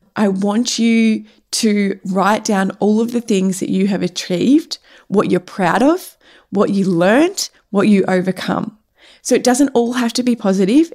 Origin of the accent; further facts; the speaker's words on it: Cape Paterson, Victoria, Australia; Cape Patterson, which is my hometown